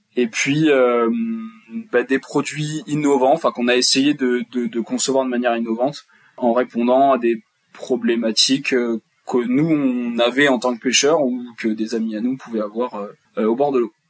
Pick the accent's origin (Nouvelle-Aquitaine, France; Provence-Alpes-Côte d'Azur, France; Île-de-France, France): Nouvelle-Aquitaine, France; Charente; je suis originaire de Charente